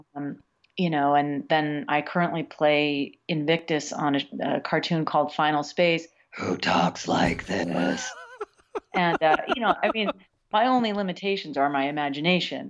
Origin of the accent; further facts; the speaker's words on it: New York, United States; now in Los Angeles, United States; I was born in Los Angeles, but I went to school back east, and I feel like I became uh, a full human being on the East Coast. So as far as I'm concerned, I am from New York